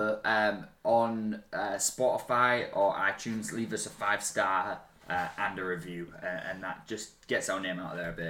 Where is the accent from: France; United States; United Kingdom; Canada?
United Kingdom; Hull, Yorkshire and the Humber; Hull, England, my hometown.